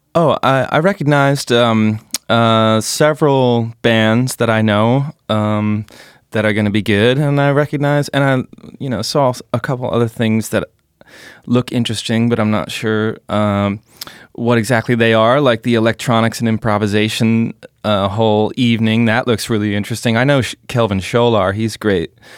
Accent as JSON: {"language": "English", "country": "United States", "moved": "as an adult", "lives_now": "Berlin, Germany", "said": "I'm an American jazz guitarist, composer, band leader who lives in Berlin, been living here for about seven years"}